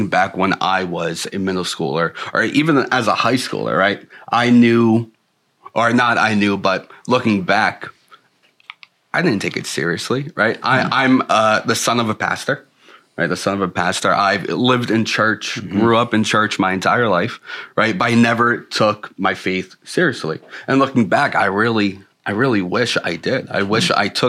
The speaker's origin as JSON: {"language": "English", "town": "Selden", "region": "New York", "country": "United States", "moved": "yes", "said": "I'm from Long Island, New York, little small town called Selden"}